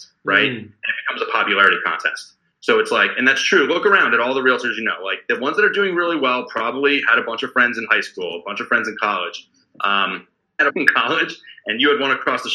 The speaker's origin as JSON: {"language": "English", "town": "Middletown", "region": "New Jersey", "country": "United States", "moved": "as an adult", "lives_now": "Orange County, United States", "said": "I was always been from the Jersey Shore, but it was from Middletown"}